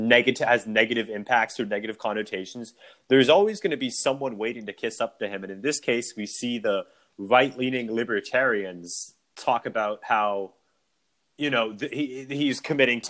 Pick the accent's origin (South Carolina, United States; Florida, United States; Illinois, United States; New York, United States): South Carolina, United States; South Carolina, my home state